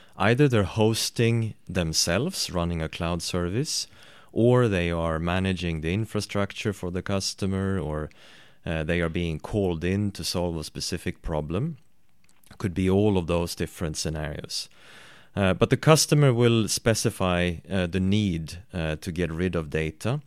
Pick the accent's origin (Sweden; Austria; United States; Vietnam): Sweden; I am from Sweden